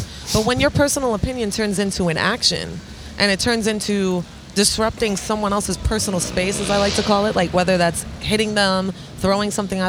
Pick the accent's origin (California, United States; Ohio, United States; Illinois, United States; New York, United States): New York, United States; New York City; growing up in the Bronx.